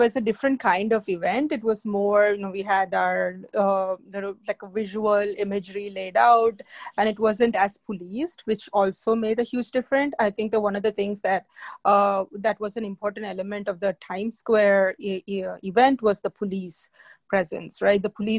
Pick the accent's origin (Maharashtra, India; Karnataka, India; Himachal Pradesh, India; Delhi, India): Maharashtra, India; Mumbai; moved away; when I grew up in India